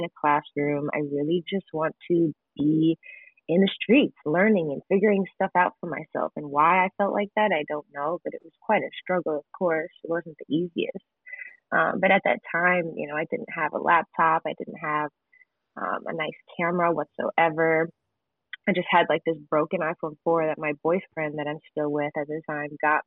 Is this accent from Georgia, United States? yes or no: no; Gurnee, Illinois, United States; I grew up in Gurnee, Illinois, which is the suburbs of Chicago.